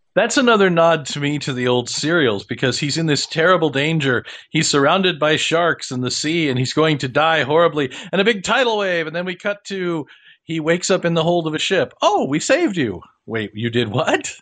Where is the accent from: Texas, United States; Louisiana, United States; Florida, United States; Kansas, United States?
Kansas, United States; I grew up in Kansas